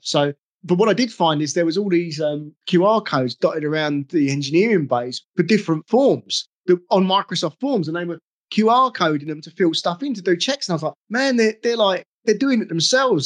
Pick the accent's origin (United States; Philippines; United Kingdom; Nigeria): United Kingdom; England; I'm English